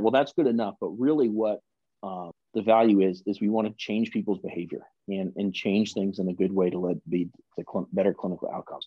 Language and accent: English; the South, United States; we're both from the South